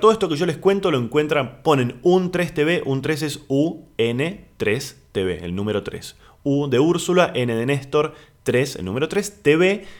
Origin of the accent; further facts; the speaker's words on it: Argentina; Aquí en Argentina le decimos departamento